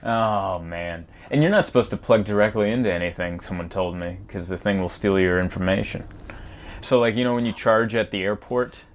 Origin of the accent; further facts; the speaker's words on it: San Diego, California, United States; also born or lived in Budapest, Hungary / Pittsburgh; lived in Pittsburgh for a few years, but mainly raised in San Diego